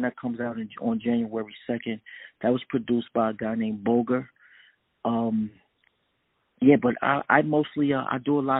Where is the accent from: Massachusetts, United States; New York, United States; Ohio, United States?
New York, United States; New York City; I'm from Brooklyn, New York